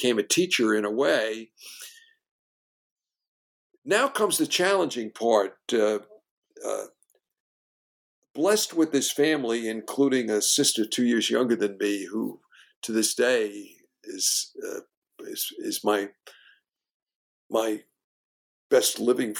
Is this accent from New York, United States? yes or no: yes; New York City, New York, United States; I grew up in Brooklyn at the beach